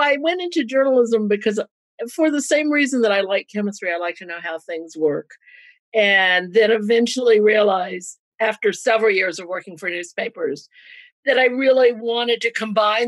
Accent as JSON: {"language": "English", "area": "Louisiana and Georgia", "region": "the South", "country": "United States", "tie": "born or raised there", "said": "I grew up in the South in Louisiana and Georgia"}